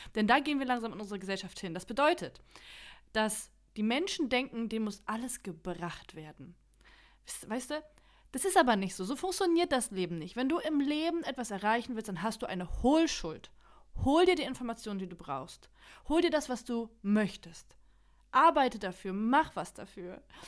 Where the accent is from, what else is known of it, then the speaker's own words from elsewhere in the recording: Germany; first language Polish; German is a second language; ich bin in Deutschland geboren. Meine Mama hat nur Polnisch mit mir gesprochen